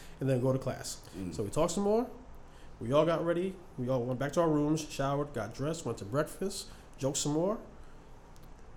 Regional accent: New York City, New York, United States; also born or lived in Harlem; Born in Harlem, raised in the Bronx.

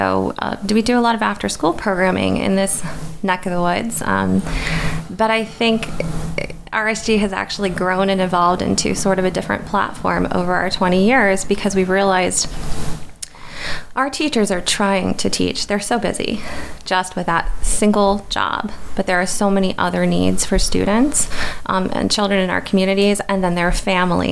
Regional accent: Orrville, Ohio, United States; moved away; So I grew up in Oroville, Ohio.

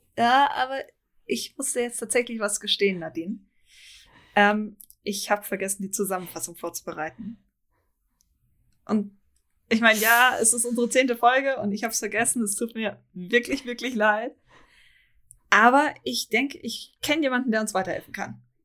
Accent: Germany; ich eigentlich gebürtig Deutsch bin

